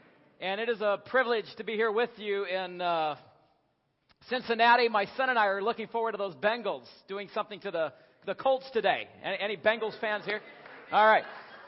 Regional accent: Ontario, Canada; also born or lived in Asia; now in Kentucky, United States; We live in Kentucky, but we'd rather be in Colorado climbing mountains. I'm originally from Ontario, Canada.

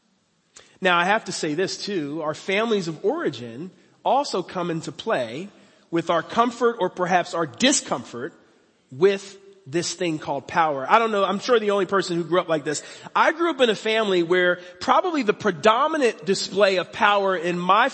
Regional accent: Philadelphia, Pennsylvania, United States; moved away as an adult; now in Cincinnati, United States; I didn't grow up in Cincinnati. I grew up in Philadelphia. That's my home. But Cincinnati is now my home. I live here, and I love it. I've been in Cincinnati for over 22 years

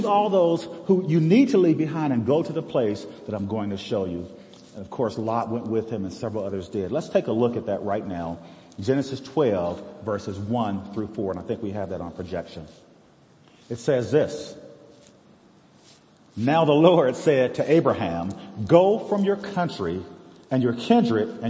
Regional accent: United States; We live in a great place here in America. I love this country. I served in the forces which guard our country

